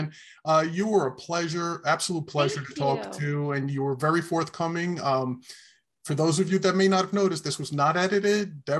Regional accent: New York City, New York, United States; I grew up in New York. I'm a Bronx boy.

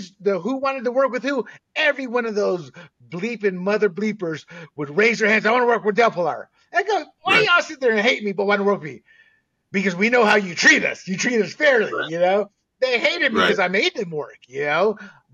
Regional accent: Panama; also born or lived in Southern United States; now in United States; as a Latino growing up in Panama, then moving to the States in the South, then joining the military

